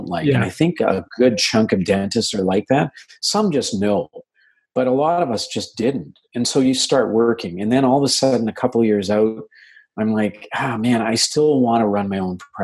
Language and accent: English; Winnipeg, Manitoba, Canada; also born or lived in India; So I was born in India, but we moved when I was like 2 years old. So I've been living in Winnipeg for a very long time.